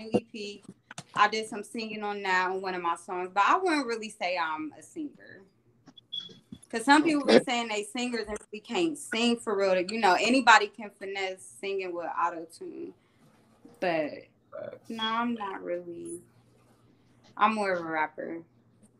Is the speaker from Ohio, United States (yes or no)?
yes; Columbus, Ohio, United States; I'm from Columbus, Ohio, 614, you know, home of the Buckeyes